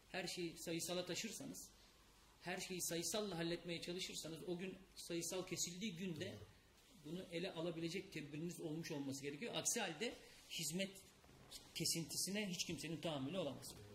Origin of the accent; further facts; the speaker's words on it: İzmir, Turkey; moved away; ben İzmirliyim İzmir'e gidip geliyorum devamlı